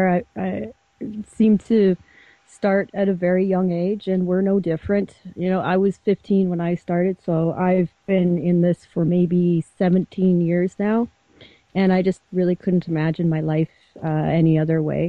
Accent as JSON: {"language": "English", "region": "Ontario", "country": "Canada", "moved": "yes", "lives_now": "British Columbia, Canada", "said": "eventually moved across Canada and came all the way over to BC because I'm originally from Ontario."}